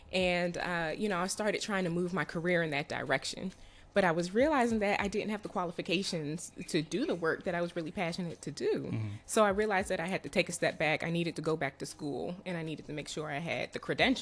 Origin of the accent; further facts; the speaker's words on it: Prince George's County, Maryland, United States; also born or lived in Baltimore, Maryland; So I'm from Maryland. I'm from PG County. I grew up in PG County